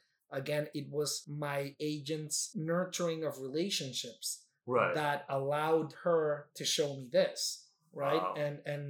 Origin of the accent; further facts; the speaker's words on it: Mexico; moved away as an adult; now in New York, United States; when I initially got the lease for the first time, I'm coming from Mexico, I was reading the lease word by word